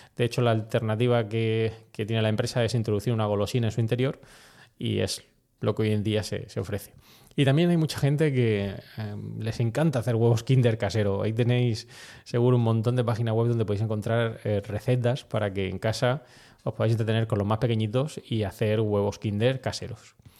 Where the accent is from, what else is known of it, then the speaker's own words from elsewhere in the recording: Spain; also born or lived in United States; aquí en España